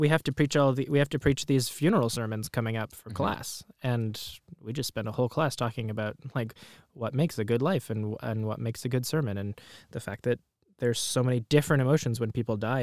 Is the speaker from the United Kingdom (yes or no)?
no; Palestine; just from growing up in Palestine and just the way that my family lived in the Middle East